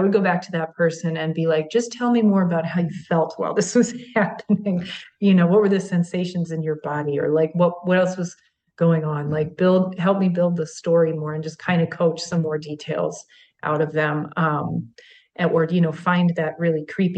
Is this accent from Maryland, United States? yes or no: yes; Maryland, United States; that's my home state